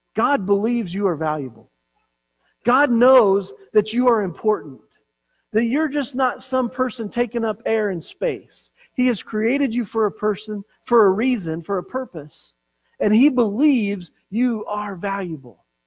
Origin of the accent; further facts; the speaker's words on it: Colorado, United States; growing up in Colorado